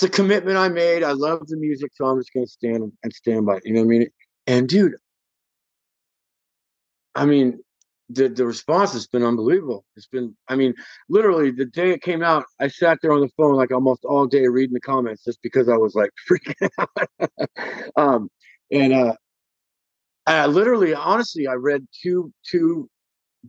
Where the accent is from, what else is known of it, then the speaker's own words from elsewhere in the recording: Bay Area, California, United States; We're all from the Bay Area